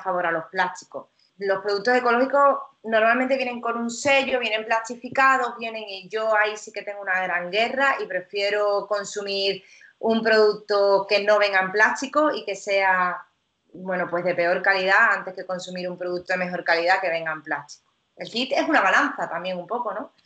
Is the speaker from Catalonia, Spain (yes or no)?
no; Cádiz, Andalusia, Spain; also born or lived in Italy; siempre te hablo de Cádiz porque yo soy de Cádiz